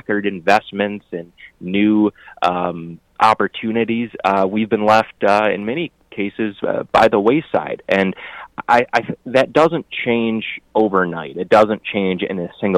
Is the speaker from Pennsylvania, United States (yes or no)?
no; Flushing, Michigan, United States; when I'm knocking in Flushing, my hometown and where my parents grew up, they know my parents